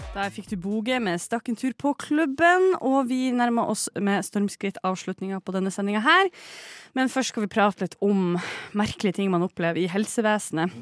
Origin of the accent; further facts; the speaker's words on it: Bodø, Nordland, Norway; moved away; min gamle fastlege hjemme i Bodø